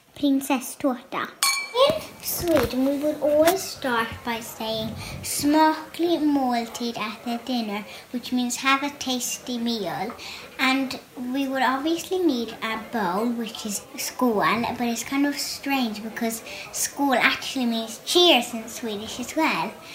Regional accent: Dublin, Leinster, Ireland; also born or lived in Sweden; I'm from Sweden too. I moved to Dublin when I was one year old

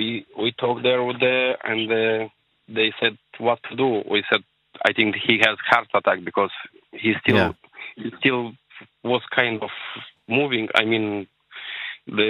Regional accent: Moldova; English is a second language; now in Ireland; We are two brothers, but we're not from Poland, from Moldova.

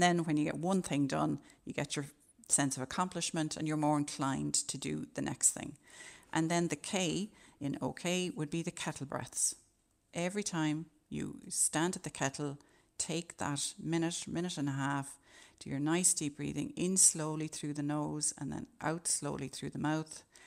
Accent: Ireland; as Irish people

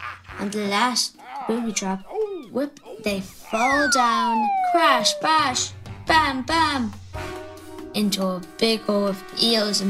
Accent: Wicklow, Leinster, Ireland; I'm from Wicklow and I'm 9 years old

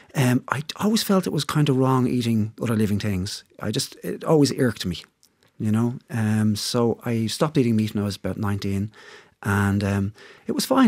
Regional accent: Dublin, Leinster, Ireland; I'm from, I'm from Dublin

